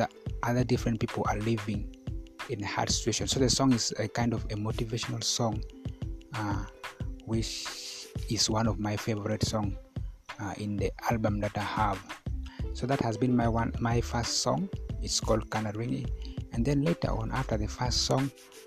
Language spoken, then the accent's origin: English; Koboko, Northern Region, Uganda; now in Arua, Uganda; I was selected from Koboko to represent Kakwa